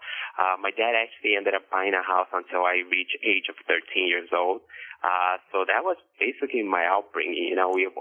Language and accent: English; Chicago, Illinois, United States; I was born and raised in Chicago